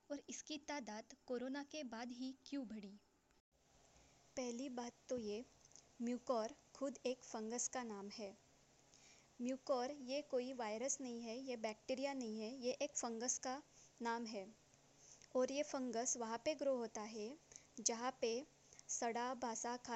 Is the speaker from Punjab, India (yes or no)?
no; Nagpur, Maharashtra, India; मैं नागपुर डिस्ट्रिक्ट से बिलोंग करती हूँ